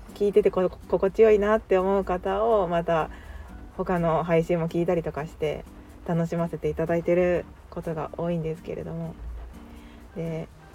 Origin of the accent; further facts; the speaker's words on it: Kansai, Japan; 自分はその関西人なので